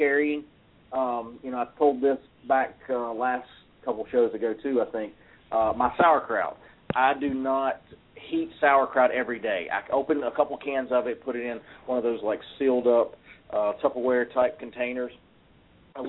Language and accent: English; North Carolina, United States; I'm from North Carolina in the South